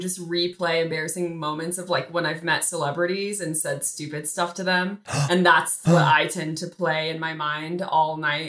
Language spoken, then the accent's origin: English; Brighton, Colorado, United States; I grew up in Brighton, Colorado. I'm an only child.